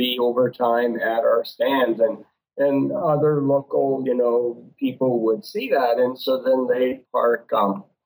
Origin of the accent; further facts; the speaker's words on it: Fergus Falls, Minnesota, United States; in Fergus Falls, my hometown